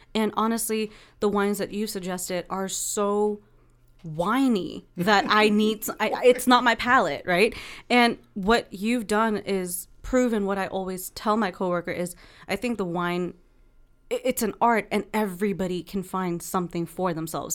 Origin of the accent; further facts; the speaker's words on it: East Coast, United States; now in Oakland, United States; I'm from the East Coast.